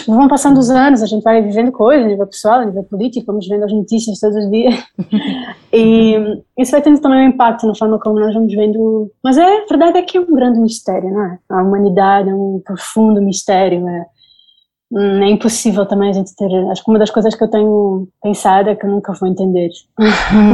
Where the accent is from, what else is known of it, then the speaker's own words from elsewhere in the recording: Angola; moved away as an adult; also born or lived in Spain; now in Berlin, Germany; eu sou angolana e vivi durante o tempo do, do José Eduardo Santos